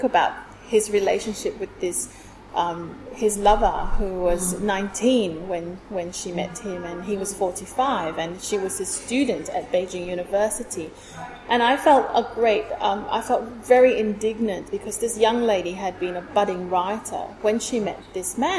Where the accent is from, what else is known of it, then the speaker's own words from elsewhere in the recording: Singapore; moved away as an adult; now in Sydney, Australia; I was born in Singapore. Grew up in Singapore, was educated in Singapore. I moved to Australia in 2007.